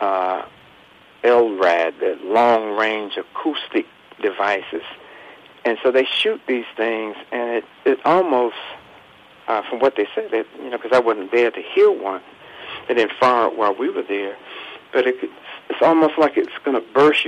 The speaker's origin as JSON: {"language": "English", "region": "North Carolina", "country": "United States", "tie": "born or raised there", "said": "I grew up here in the South in North Carolina"}